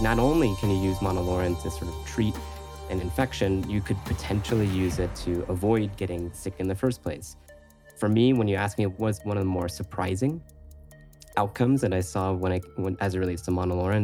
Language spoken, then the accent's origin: English; Florida, United States; moved away as an adult; also born or lived in San Francisco; I'm originally from Florida